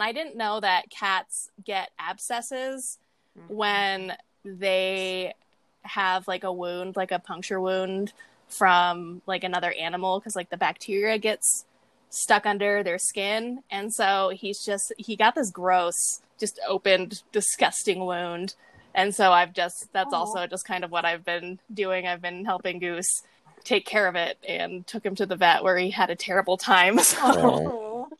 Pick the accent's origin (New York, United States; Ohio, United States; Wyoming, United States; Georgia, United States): Wyoming, United States; I'm not from here, okay? I'm from Wyoming.